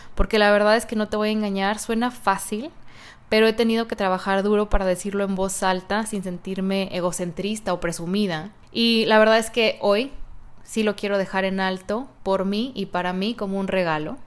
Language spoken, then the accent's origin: Spanish; Guadalajara, Jalisco, Mexico; moved away; Hace 35 años nací en Guadalajara, Jalisco